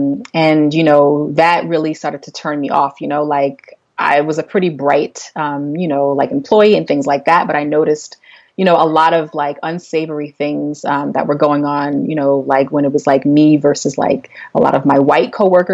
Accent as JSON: {"language": "English", "country": "United States", "moved": "as an adult", "lives_now": "Namibia", "said": "I am African American and I am based in Namibia, which is just above South Africa. And I've been here for about the last 6 years."}